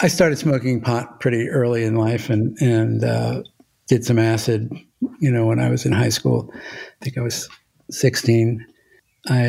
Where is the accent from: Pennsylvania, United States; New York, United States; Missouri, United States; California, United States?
New York, United States; New York City; also born or lived in Florida / Woodstock, New York; I grew up in Brooklyn, New York